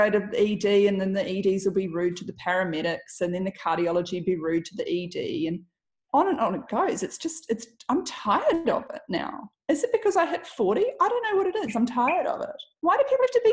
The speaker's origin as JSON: {"language": "English", "region": "Auckland", "country": "New Zealand", "tie": "born or raised there", "also_born_or_lived": "Melbourne / London", "moved": "as an adult", "said": "I was born in Auckland"}